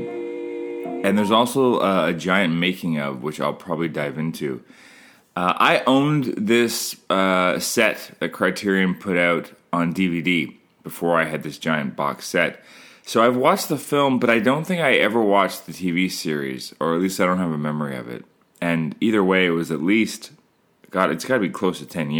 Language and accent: English; Canada; I'm Canadian filmmaker